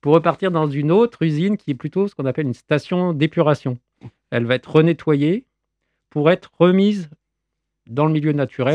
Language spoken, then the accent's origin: French; Nîmes, Occitania, France; Chez nous, à Nîmes